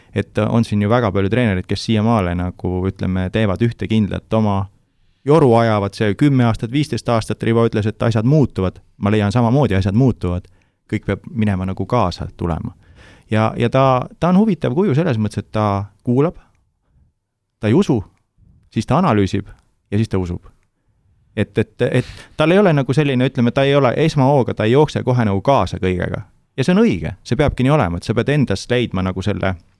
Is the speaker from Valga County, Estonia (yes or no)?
no; Türi, Järva County, Estonia; ma olen Türilt pärit